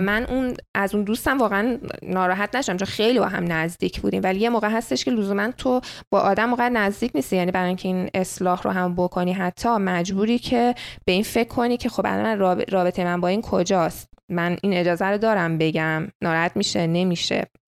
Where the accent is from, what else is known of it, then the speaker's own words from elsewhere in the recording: Iran; moved away; من ایرانی هستم